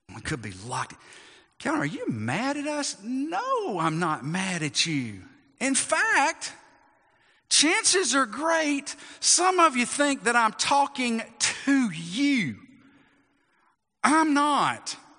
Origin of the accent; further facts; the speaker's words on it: United States; as American Christians, we want to include our Christianity to what we are as Americans